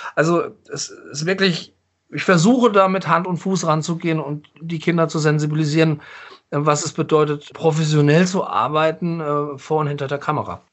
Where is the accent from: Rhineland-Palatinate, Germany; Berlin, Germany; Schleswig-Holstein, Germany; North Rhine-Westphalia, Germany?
Rhineland-Palatinate, Germany; Mainz; echter Mainzer. Ich bin im Hildegarteskrankenhaus geboren